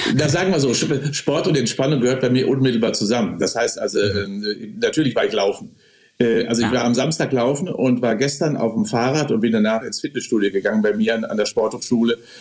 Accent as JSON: {"language": "German", "country": "Germany", "said": "bei uns in Deutschland"}